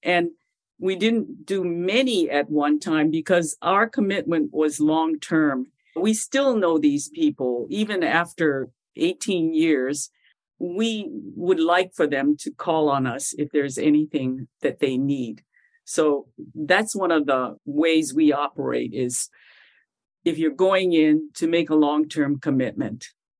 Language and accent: English; Molokai and Oahu, Hawaii, United States; also born or lived in Chicago, Illinois; So I was born in Chicago and raised in Molokai and Oahu. I live currently on the island of Oahu in the Moku of Kona on the east side of Oahu.